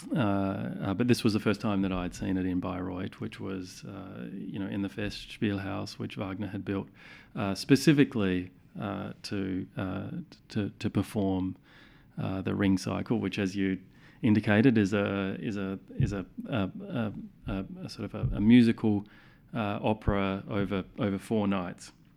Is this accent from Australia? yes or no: yes; Adelaide, South Australia, Australia; growing up in Adelaide in the nineteen eighties and the nineteen nineties